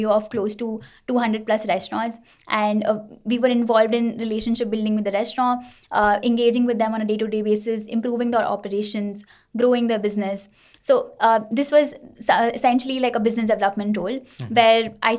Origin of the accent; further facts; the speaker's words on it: Kolkata, West Bengal, India; I have been born and brought up in Kolkata